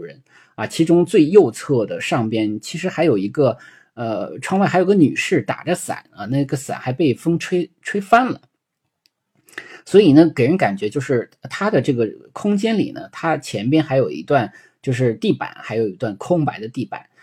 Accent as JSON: {"language": "Chinese", "country": "China", "said": "对于我们中国人来说"}